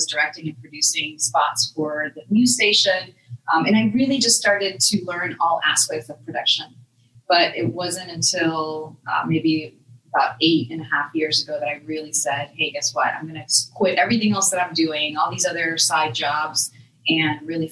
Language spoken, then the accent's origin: English; Dominican Republic; now in Tampa, United States; I'm from the Dominican Republic, but I've lived in Tampa a long time